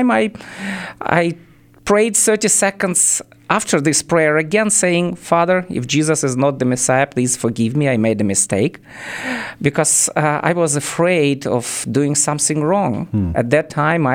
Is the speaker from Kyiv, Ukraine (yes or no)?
yes; Kyiv, Ukraine; English is a second language; moved away as an adult; also born or lived in Israel / Germany; I was born and raised in Kiev, capital of Ukraine